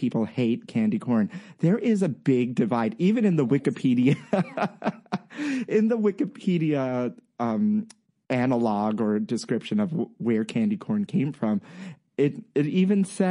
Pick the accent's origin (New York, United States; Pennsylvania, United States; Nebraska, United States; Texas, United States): New York, United States; New York City; I'm from Brooklyn, so Brooklyn has always been cool